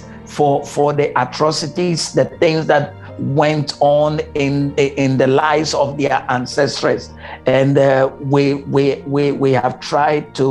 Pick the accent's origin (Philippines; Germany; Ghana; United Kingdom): Ghana; moved away as an adult; now in United States; I come from West Africa